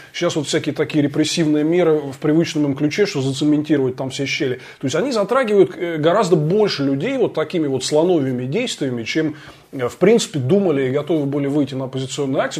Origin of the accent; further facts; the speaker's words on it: Moscow, Russia; мы, москвичи